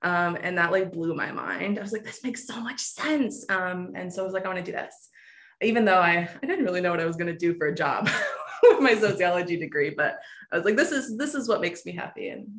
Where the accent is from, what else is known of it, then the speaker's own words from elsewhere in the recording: Granite City, Illinois, United States; also born or lived in Jacksonville, Florida; I'm technically a fib. I am from Granite City, Illinois, but I feel like I'm from Florida. So I'm going to tell you I'm from Florida. I'm from around Jacksonville.